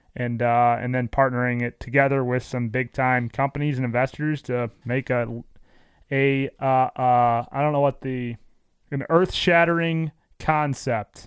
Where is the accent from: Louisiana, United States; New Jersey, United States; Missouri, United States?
Missouri, United States; St. Louis; born or raised there